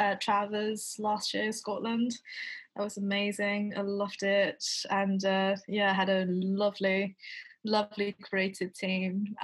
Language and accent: English; China; moved away as an adult; now in London, United Kingdom; I spent like most of my lifetime in China before. I went to all the schools in China